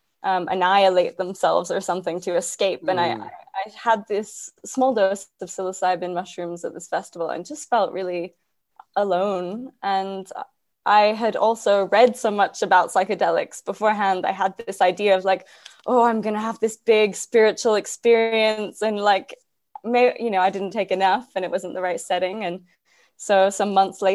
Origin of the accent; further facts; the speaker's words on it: Cyprus; moved away as an adult; also born or lived in Glasgow, Scotland; I grew up in Cyprus, which is a small island in the Mediterranean